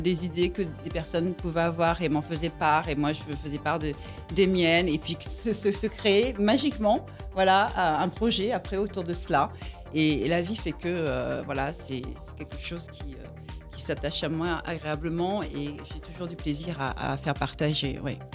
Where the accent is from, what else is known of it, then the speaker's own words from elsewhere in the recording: Antilles, Guadeloupe; chez moi, aux Antilles, en Guadeloupe